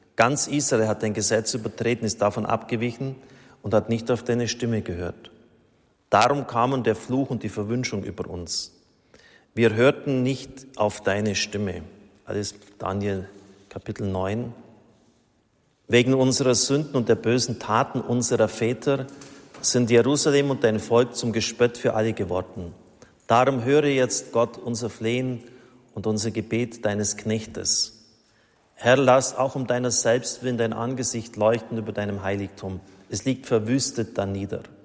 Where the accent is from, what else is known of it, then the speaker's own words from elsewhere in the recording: Germany; als Deutsche